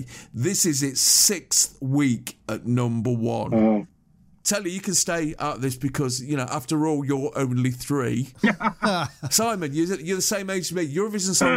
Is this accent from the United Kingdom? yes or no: yes; United Kingdom; We're British